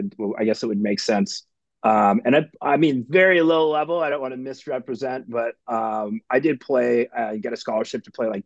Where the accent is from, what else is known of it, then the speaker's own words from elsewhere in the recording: Denver, Colorado, United States; I grew up in Denver